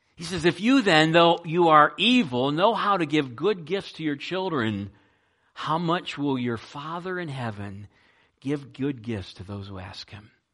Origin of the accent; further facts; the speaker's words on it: United States; also born or lived in Ohio; there were only two of us that were kind of born and raised in America